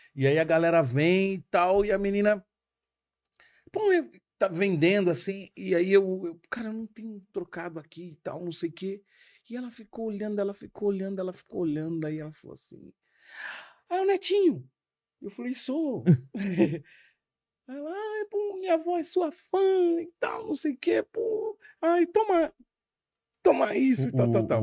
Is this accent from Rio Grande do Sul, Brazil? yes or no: no; Carapicuíba, São Paulo, Brazil; a gente cresceu numa Coab. A Coab, seguramente a Coab de Carapicuíba